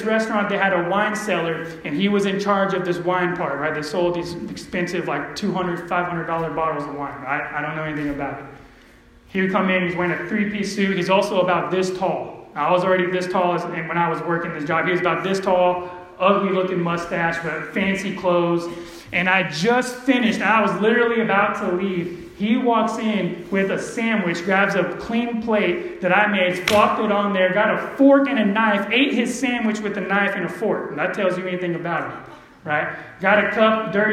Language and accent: English; Empire, California, United States; I'm from Empire